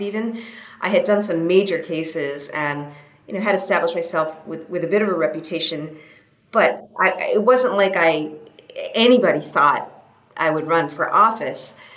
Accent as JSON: {"language": "English", "region": "New Hampshire", "country": "United States", "tie": "born or raised there", "moved": "yes", "said": "I grew up in New Hampshire"}